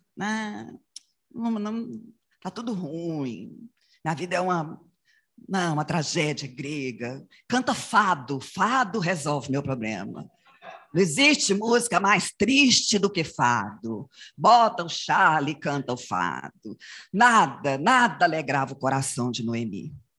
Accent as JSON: {"language": "Portuguese", "town": "Goianésia", "region": "Goiás", "country": "Brazil", "tie": "born or raised there", "moved": "yes", "said": "Mesmo depois que a gente saiu de Goianésia, a gente voltava lá"}